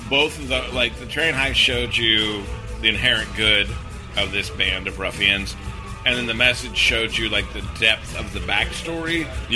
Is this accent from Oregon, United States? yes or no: yes; Oregon, United States; It's set in where I grew up in Oregon.